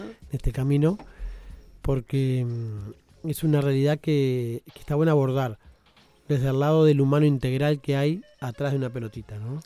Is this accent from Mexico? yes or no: no; Uruguay; como uruguayos nos jactamos de que sacamos muchos jugadores al mundo